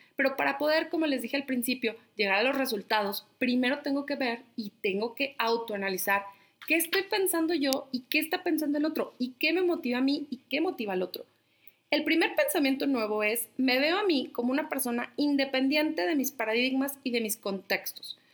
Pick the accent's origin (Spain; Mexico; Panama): Mexico; La Laguna, Coahuila; moved away; soy de La Laguna